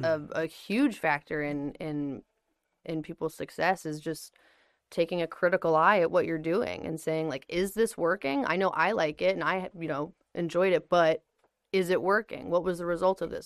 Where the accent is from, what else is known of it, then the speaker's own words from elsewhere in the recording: New Jersey, United States; moved away; also born or lived in Virginia; I grew up in New Jersey, but didn't start wrestling until I moved to Virginia